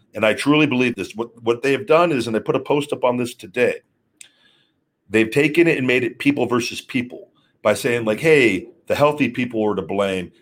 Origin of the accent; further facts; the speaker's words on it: Las Vegas, Nevada, United States; I was born in Vegas. I love Vegas